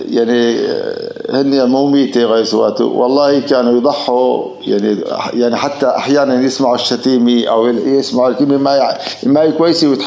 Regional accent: Tell Qminas, Idlib Governorate, Syria; ضيعتنا ضيعتنا آه قلت لك قديمه عمرها شي 3000 4000 سنه

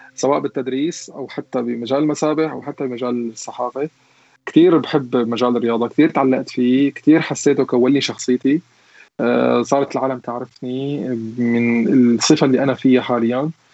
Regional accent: Syria; moved away as an adult; now in Germany; عندنا بسوريا

